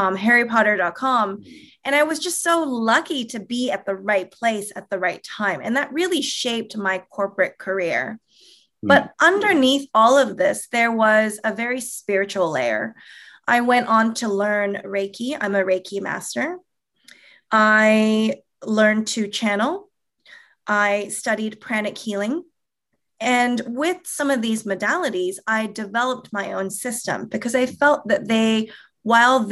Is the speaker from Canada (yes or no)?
yes; Toronto, Ontario, Canada; also born or lived in California, United States; now in Southern California, United States; born and raised in Toronto. I'm a Canadian here living in Southern California right now